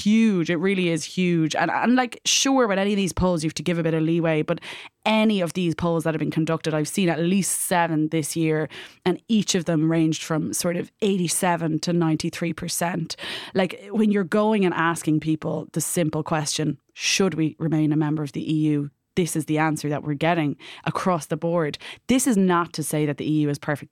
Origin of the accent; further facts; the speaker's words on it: Ireland; as an Irish citizen